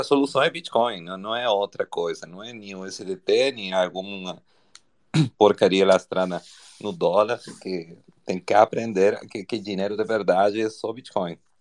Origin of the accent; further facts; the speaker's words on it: Argentina; Portuguese is a second language; now in Brazil; eu sou argentino